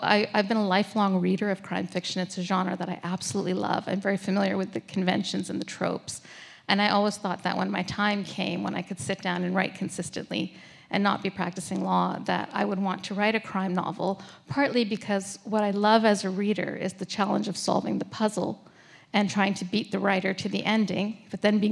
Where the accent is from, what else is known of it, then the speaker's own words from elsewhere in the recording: Toronto, Ontario, Canada; moved away; my hometown of Toronto